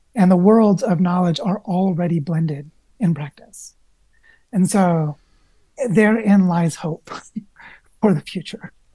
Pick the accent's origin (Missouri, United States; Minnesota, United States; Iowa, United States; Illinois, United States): Missouri, United States; the Ozarks, Southwest; I grew up in Southwest Missouri in the Ozarks.